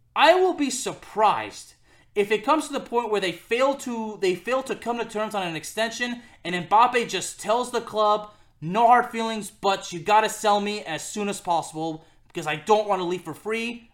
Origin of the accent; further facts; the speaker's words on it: Lyon, Auvergne-Rhône-Alpes, France; my hometown club of Olympique Lyonnais